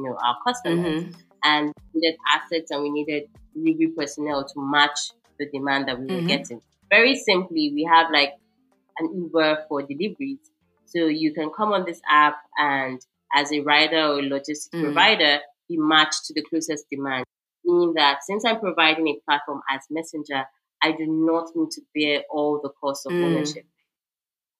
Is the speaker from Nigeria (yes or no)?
yes; Uyo, Akwa Ibom, Nigeria; my hometown, Uyo